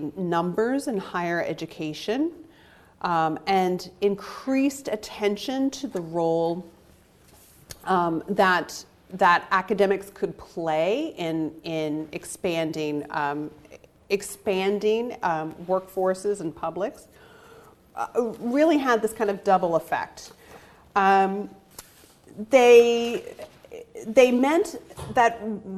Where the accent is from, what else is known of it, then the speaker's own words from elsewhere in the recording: United States; as an American